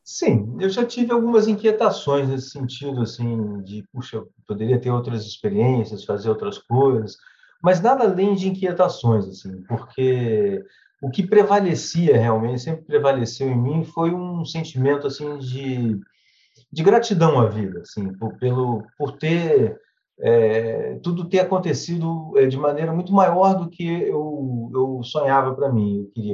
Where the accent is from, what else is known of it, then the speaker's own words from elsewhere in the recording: Duque de Caxias, Rio de Janeiro, Brazil; eu nasci em Duque de Caxias, na Baixada Fluminense. E tive uma infância assim, morava de aluguel, estudava em colégio público